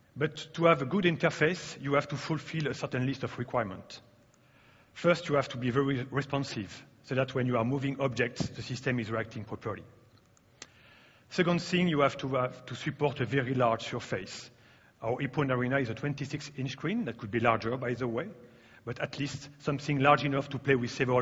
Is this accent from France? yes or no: yes; France; English is a second language; I'm coming from France, as you can hear.